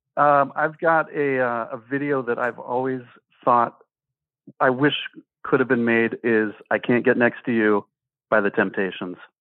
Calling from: East Lansing, Michigan, United States; I'm calling from East Lansing, Michigan

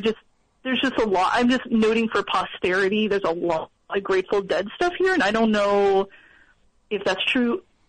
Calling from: Olympia, Washington, United States; I'm calling from Olympia.

